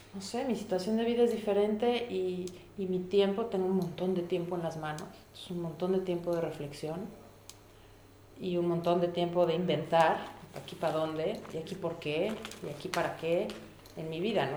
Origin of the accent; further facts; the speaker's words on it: Mexico; moved away as an adult; now in Germany; Yo me vine de México a vivir a un lugar que nunca había estado